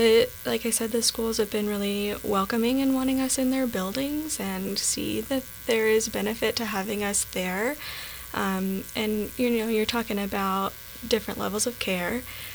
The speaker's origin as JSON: {"language": "English", "town": "Austin", "region": "Texas", "country": "United States", "lives_now": "Helena, United States", "said": "I was actually coming from Texas."}